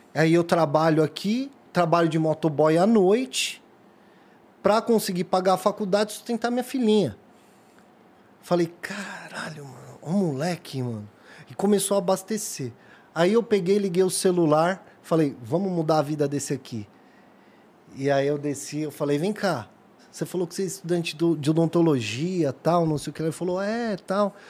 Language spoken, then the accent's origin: Portuguese; São Paulo, Brazil; nasci criado no Jardim Peri